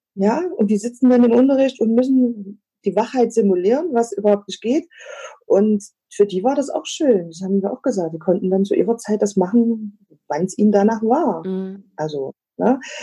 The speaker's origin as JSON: {"language": "German", "region": "East Germany", "country": "Germany", "tie": "born or raised there", "said": "ich bin ja in der DDR groß geworden"}